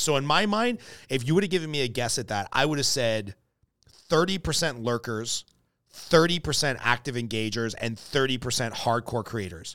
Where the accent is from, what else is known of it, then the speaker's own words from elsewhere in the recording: Southern California, United States; born and raised in Southern California